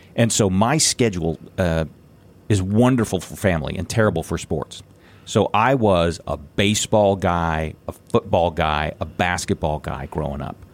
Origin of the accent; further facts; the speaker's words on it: Indiana, United States; my hometown